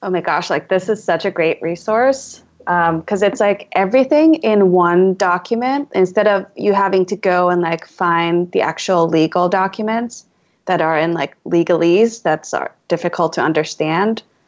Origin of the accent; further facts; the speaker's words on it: Alameda, California, United States; my hometown is a little island town in the East Bay, San Francisco Bay Area